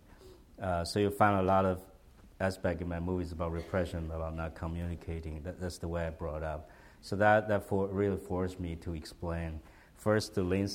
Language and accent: English; Taiwan; English is a second language; moved away as an adult; I was from Taiwan.